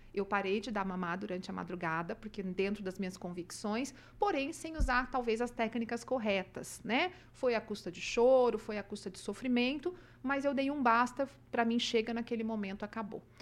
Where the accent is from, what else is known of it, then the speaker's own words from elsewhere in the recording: Umuarama, Paraná, Brazil; moved away as an adult; also born or lived in Cruzeiro do Oeste, Paraná; now in Maringá, Brazil; E com seis anos eu já me mudei para Umuarama. E lá eu vivi até a época que eu saí para estudar